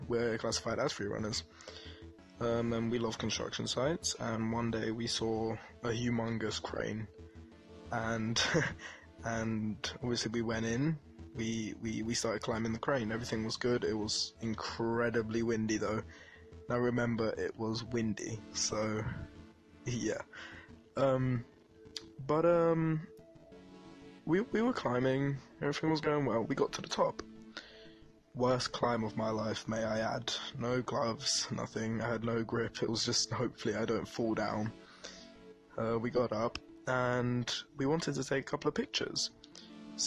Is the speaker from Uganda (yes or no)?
no; London, United Kingdom; I'm from East London, to be exact. I'm from Bow Road.